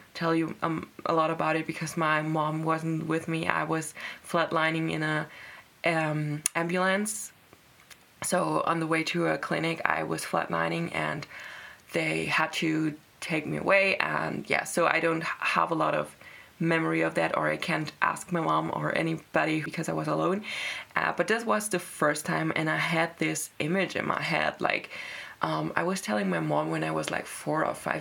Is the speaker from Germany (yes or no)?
yes; Germany; I was born in Germany